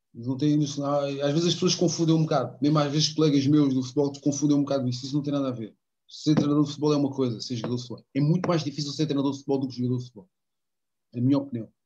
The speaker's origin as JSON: {"language": "Portuguese", "town": "Elvas", "region": "Alentejo", "country": "Portugal", "tie": "born or raised there", "moved": "yes", "said": "ter o meu clube da minha terra, que é o meu clube de sempre também, juntamente com o Benfica, o Elvas"}